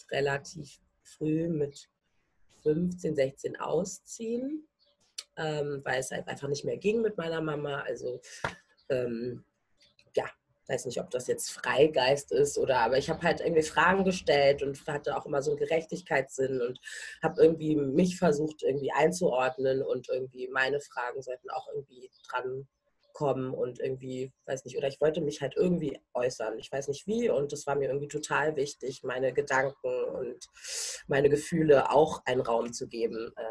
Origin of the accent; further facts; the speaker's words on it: Berlin, Germany; also ich bin in Berlin-Schöneberg groß geworden, bin auch zur Schule gegangen ähm, und auch äh, in die Kita dort.